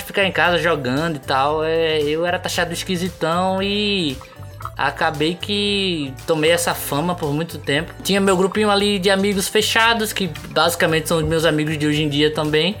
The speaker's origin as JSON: {"language": "Portuguese", "town": "Recife", "region": "Pernambuco", "country": "Brazil", "said": "a gente é de Recife"}